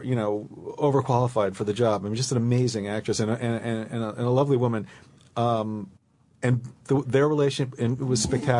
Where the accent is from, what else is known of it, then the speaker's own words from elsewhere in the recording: New York, United States; We're from New York, but we come out